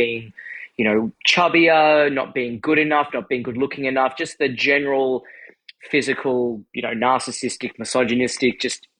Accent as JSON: {"language": "English", "country": "Australia", "said": "I'm from Australia"}